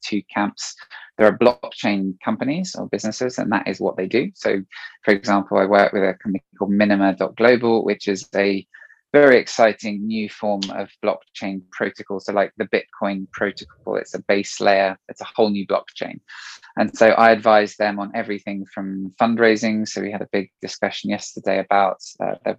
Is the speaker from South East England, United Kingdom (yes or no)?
yes; Marlow, South East England, United Kingdom; also born or lived in France; now in England; I grew up in Marlow